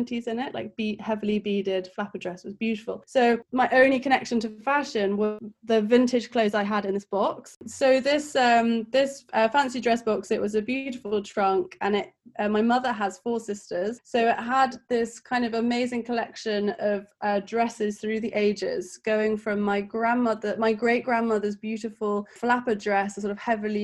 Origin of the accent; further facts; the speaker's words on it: Kent, South East England, United Kingdom; moved away as an adult; now in London, United Kingdom; So I'm from Kent, which is like a countryside outside of London. I now have lived in London for about 10 years